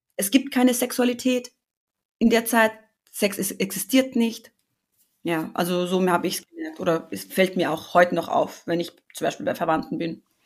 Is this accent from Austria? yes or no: yes; Austria; ich bin in Österreich groß geworden